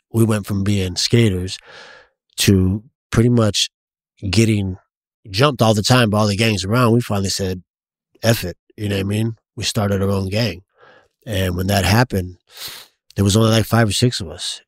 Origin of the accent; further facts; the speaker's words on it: San Diego, California, United States; also born or lived in East County, San Diego; I was born in the Logan Heights area, grew up in, uh, Lomas, Golden Hills area, which is right up, up the street, twenty-sixth, twenty-fifth, um, southeast San Diego